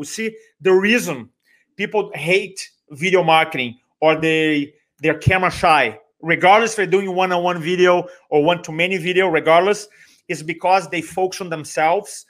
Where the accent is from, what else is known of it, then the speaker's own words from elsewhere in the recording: Brazil; accent: Brazilian; first language Portuguese; English is a second language; moved away as an adult; now in United States; I grew up in Brazil, Portuguese